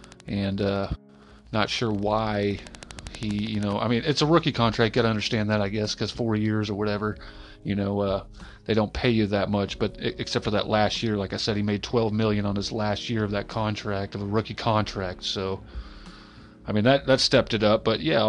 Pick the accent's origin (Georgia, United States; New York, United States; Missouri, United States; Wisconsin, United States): Wisconsin, United States; Green Bay; I'm from Wisconsin. Green Bay, Wisconsin, Marquette, you fucking name it.